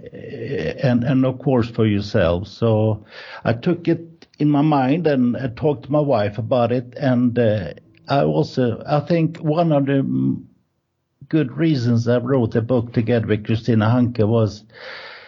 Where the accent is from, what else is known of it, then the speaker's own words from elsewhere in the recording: Gothenburg, Västra Götaland, Sweden; English is a second language; moved away as an adult; also born or lived in Birmingham, England; now in Spain; we are from Sweden, Gothenburg. In Swedish, is Göteborg